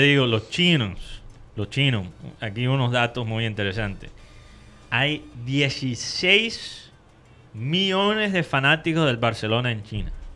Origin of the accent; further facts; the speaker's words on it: Colombia; nosotros los colombianos